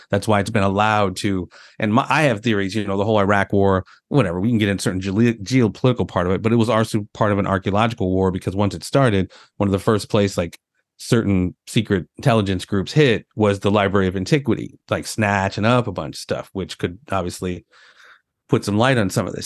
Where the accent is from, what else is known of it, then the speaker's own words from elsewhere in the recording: St. Louis, Missouri, United States; I'm being from Saint Louis